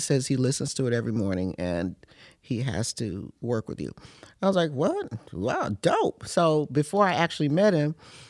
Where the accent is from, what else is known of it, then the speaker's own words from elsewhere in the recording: United States; moved away; I'm an American.